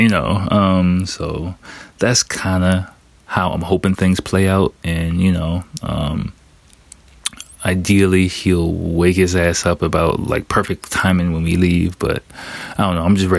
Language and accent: English; United States; moved away as an adult; now in Japan; I'm American